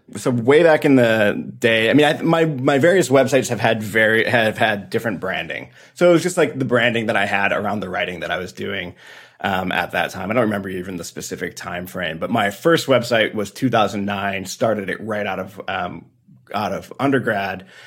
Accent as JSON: {"language": "English", "town": "Detroit", "region": "Michigan", "country": "United States", "tie": "born or raised there", "said": "playing triple A growing up in Detroit"}